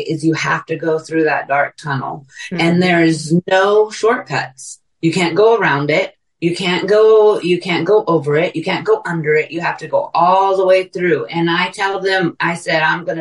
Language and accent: English; California, United States; now in Texas, United States; I'm from California, both my kids living here in Texas with me